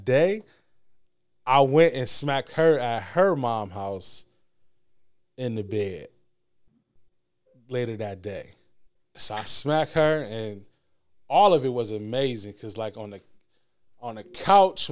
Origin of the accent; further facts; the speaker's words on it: Michigan, United States; also born or lived in Alabama; I was leaving school from Alabama State. I was moving back to Michigan